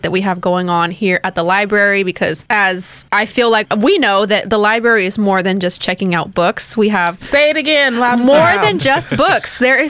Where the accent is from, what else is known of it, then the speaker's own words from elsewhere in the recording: Baytown, Texas, United States; I am a Baytown native, born and raised, San Jacinto Methodist Hospital. And I graduated from Goose Creek Memorial High School.